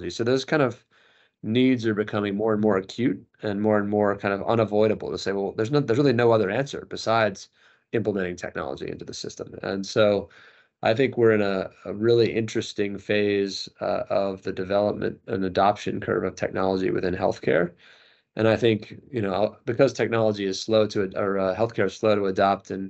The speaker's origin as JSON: {"language": "English", "country": "United States", "accent": "American", "moved": "as an adult", "lives_now": "London, United Kingdom", "said": "my family lives in London, despite my American accent. Uh, yeah. We've been we've been here for 13 years. I came over here with the last business that I that I helped build, and um, so my wife and I are American, but both my kids are British."}